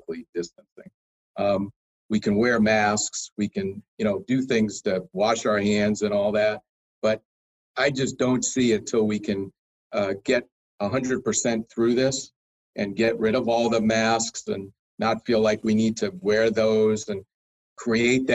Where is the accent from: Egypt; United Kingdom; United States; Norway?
United States; Springfield, Massachusetts; moved away as an adult; also born or lived in Boston / Phoenix; I was born and raised in Springfield, Mass.